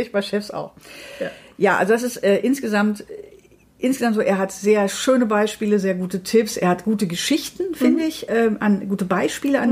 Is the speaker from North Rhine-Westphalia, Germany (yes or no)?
yes; Dortmund, North Rhine-Westphalia, Germany; Ich komme aus Dortmund